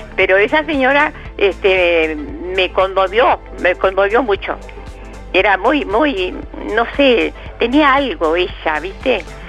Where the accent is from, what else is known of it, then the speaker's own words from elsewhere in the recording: Colonia, Uruguay; somos también departamento de Colonia